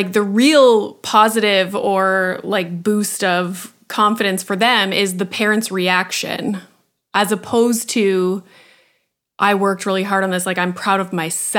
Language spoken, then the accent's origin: English; Sudbury, Ontario, Canada; I'm from Sudbury, which is like a tiny city in Northern Ontario.